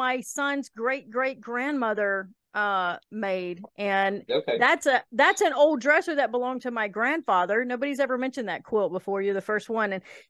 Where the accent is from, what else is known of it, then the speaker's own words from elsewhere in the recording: Kentucky, United States; I'm from Kentucky, so I'm a Southerner.